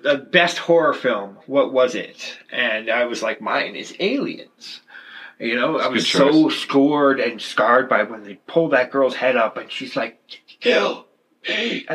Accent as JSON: {"language": "English", "region": "Alberta", "country": "Canada", "tie": "born or raised there", "moved": "yes", "said": "I know from growing up in Alberta"}